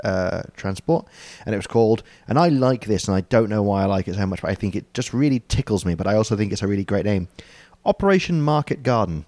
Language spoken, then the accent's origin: English; United Kingdom; as the British person